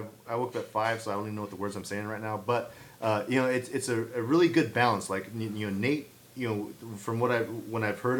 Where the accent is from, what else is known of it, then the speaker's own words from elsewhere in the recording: San Jose, California, United States; my hometown of San Jose